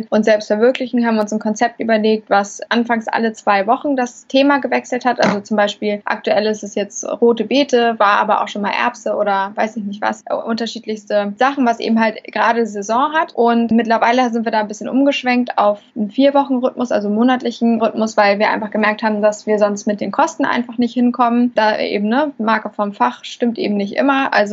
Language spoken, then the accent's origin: German; Hamburg, Germany; Ja, also ich bin … Ich komme aus Hamburg, betreibe dort ein Restaurant seit jetzt beinahe vier Jahren